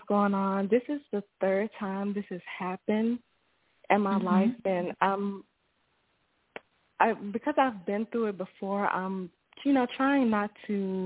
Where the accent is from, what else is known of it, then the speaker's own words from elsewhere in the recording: Memphis, Tennessee, United States; now in Dallas, United States; I'm calling from Dallas, from Memphis, but calling from Dallas